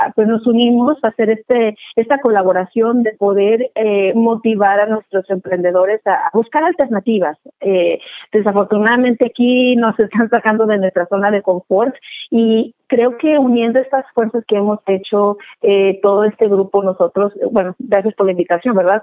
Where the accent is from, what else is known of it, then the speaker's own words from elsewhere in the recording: Guadalajara, Jalisco, Mexico; moved away as an adult; now in Portland, United States; soy originaria de Guadalajara, Jalisco. Ya tengo por acá, por este lado de, de Oregon, me siento más oregoniana. Este, tengo 23 años por acá.